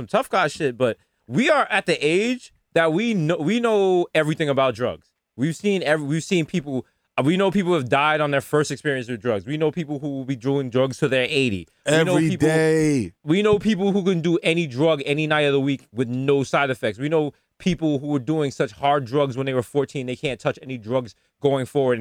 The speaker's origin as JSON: {"language": "English", "town": "New York City", "region": "New York", "country": "United States", "said": "I'm from the Bronx."}